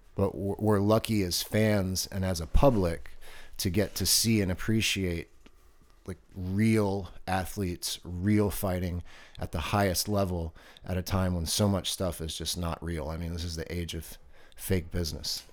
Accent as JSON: {"language": "English", "town": "Baltimore", "region": "Maryland", "country": "United States", "tie": "born or raised there", "also_born_or_lived": "Virginia Beach", "moved": "yes", "said": "growing up on the East Coast when I lived in Baltimore"}